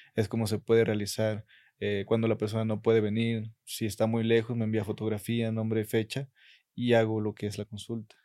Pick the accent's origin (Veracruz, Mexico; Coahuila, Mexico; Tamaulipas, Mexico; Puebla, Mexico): Veracruz, Mexico; Catemaco; yo sí estoy muy enamorado de mi pueblo